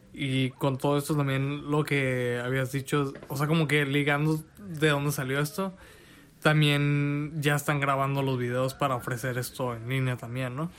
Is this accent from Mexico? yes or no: yes; Mexico; como mexicanos rechazamos lo que está siendo creado en nuestro propio mm, idioma